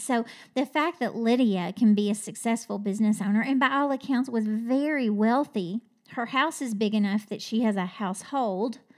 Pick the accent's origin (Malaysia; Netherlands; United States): United States; Kentucky; I'm from Kentucky